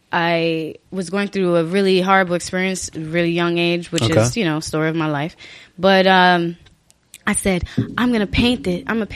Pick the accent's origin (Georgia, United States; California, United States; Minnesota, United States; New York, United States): New York, United States; New York City; Born and raised Brooklyn Hospital.